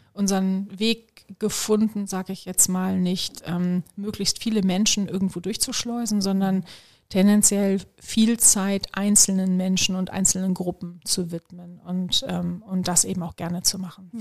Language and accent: German; Solingen, North Rhine-Westphalia, Germany; für eine Immobilienfirma in meiner Heimatstadt in Solingen. Ich komme ja, ähm, ich ja aus dem Bergischen Land